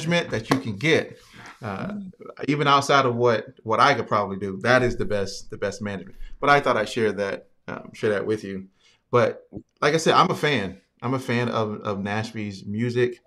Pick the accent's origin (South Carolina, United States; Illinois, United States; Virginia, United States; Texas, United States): Virginia, United States; I'm from Virginia